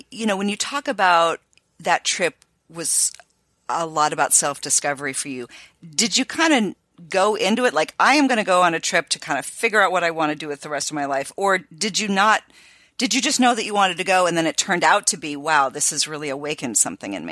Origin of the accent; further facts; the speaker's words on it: North Carolina, United States; moved away; So originally, I'm from North Carolina.